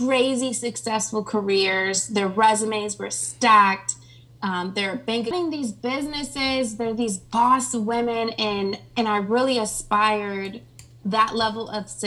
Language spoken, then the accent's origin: English; Springfield, Ohio, United States; moved away as an adult; also born or lived in California; now in Atlanta, United States; I'm originally from Ohio. It's like this small town in between Dayton and Columbus called Springfield.